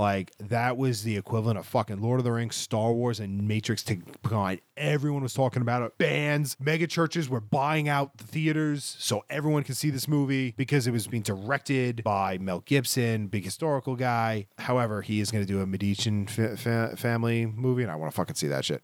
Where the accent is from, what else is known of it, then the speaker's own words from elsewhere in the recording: Scotland, United Kingdom; I'm Scottish